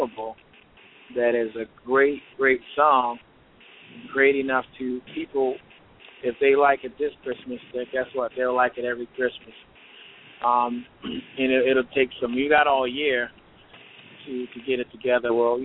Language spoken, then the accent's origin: English; Baltimore, Maryland, United States; I was born and raised in Baltimore, Maryland.